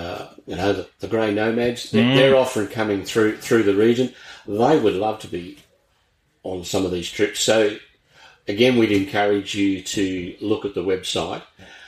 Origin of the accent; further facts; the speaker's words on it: Brisbane, Queensland, Australia; I'm originally from Brisbane